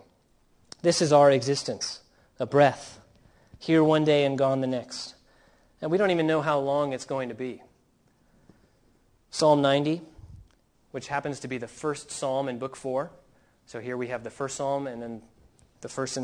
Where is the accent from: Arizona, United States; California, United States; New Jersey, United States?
California, United States; Southern; growing up in Southern California